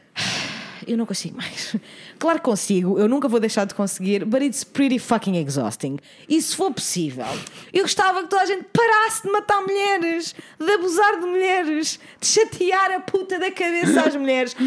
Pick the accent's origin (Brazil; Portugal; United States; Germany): Portugal; Oeiras, Lisbon; na minha terra natal, meu querido Conselho de Oeiras